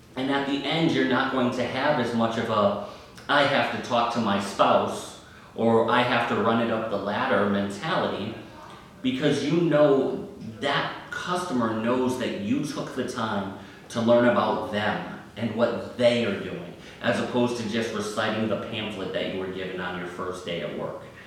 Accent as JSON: {"language": "English", "region": "Northeast", "country": "United States", "said": "I'm from the Northeast"}